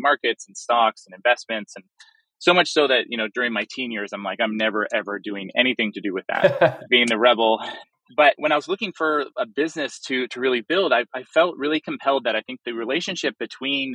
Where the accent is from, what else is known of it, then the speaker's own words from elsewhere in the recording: Toronto, Ontario, Canada; I'm born and raised in Toronto